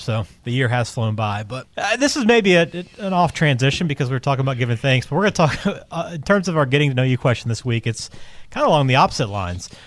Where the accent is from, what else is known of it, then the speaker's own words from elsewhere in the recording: the South, United States; as a Southerner